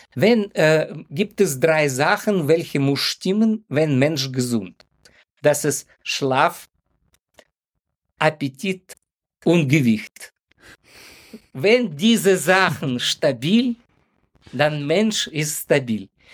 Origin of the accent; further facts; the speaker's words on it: Ukraine; German is a second language; moved away as an adult; now in Hamburg, Germany; ursprünglich stamme ich aus der Ukraine und ich wohne schon fast 30 Jahre in Hamburg